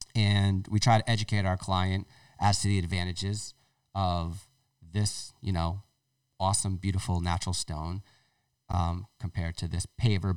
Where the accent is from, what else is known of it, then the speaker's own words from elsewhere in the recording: Tiverton, Rhode Island, United States; That's my hometown